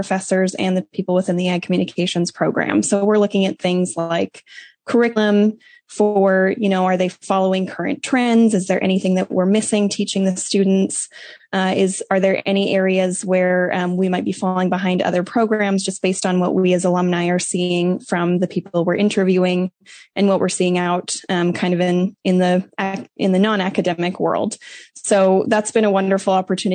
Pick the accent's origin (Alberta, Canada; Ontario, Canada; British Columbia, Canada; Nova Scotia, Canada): Alberta, Canada; Southern; moved away as an adult; also born or lived in Oklahoma; now in United States; I am originally from Southern Alberta, Canada. My family had a grain farm and purebred Hereford cattle operation. So I spent a lot of time growing up heavily involved in junior Hereford events in 4-H.